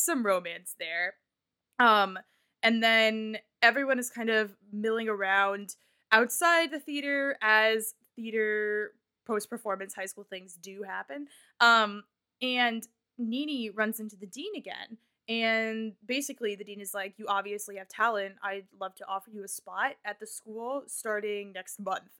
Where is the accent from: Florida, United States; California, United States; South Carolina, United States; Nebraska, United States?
Nebraska, United States; I am from Nebraska